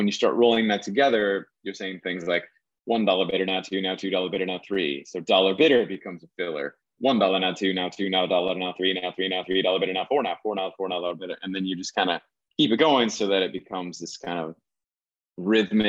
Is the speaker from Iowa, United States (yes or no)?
yes; Iowa, United States; moved away as an adult; also born or lived in the Hamptons, New York; I grew up in Iowa in an agricultural community where auctions were commonplace